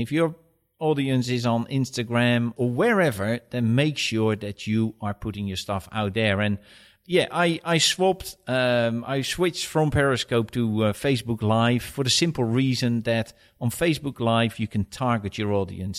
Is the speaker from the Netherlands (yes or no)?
yes; Netherlands; moved away as an adult; now in United Kingdom; I am originally from Holland, and I moved here in two thousand eight to head up the U K division for a Swedish company.